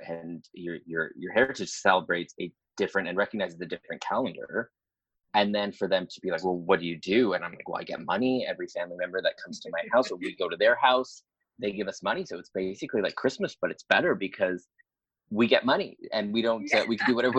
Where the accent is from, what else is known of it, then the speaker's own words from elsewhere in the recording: Ottawa, Ontario, Canada; moved away as an adult; now in Toronto, Canada; I grew up 4 hours, like a 4-hour drive away from Toronto, which was Ottawa, the capital of Canada